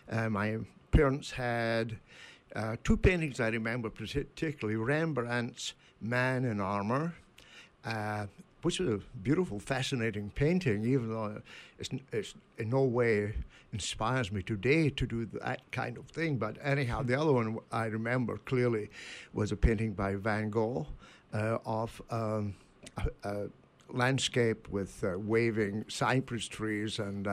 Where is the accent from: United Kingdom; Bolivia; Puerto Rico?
United Kingdom; Scotland; now in Brooklin, United States; When I look west from my hometown, I see the island of Arran and Ailsa Craig.